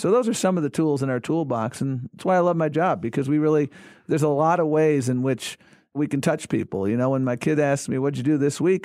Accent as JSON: {"language": "English", "town": "Buffalo", "region": "New York", "country": "United States", "tie": "born or raised there", "moved": "yes", "said": "I grew up in Buffalo, New York"}